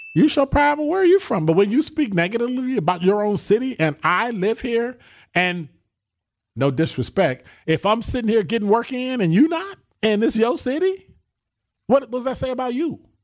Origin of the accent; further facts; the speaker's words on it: Illinois, United States; now in Wisconsin, United States; I'm from Illinois